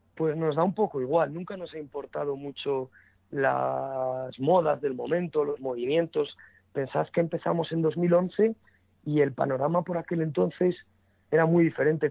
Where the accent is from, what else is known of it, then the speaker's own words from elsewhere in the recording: Burgos, Castile and León, Spain; first language Spanish; somos un septeto de Burgos